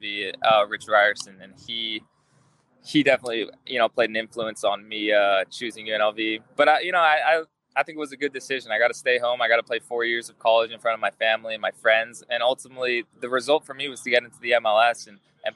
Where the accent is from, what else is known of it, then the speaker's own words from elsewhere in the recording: Las Vegas, Nevada, United States; also born or lived in Tucson, Arizona; now in Los Angeles, United States; I grew up in Las Vegas